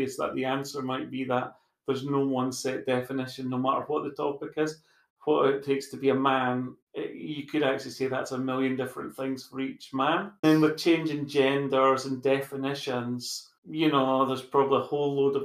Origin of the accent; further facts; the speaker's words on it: Scotland, United Kingdom; being Scottish